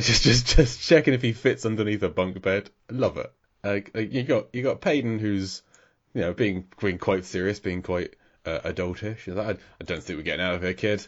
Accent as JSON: {"language": "English", "region": "England", "country": "United Kingdom", "said": "as an Englishman"}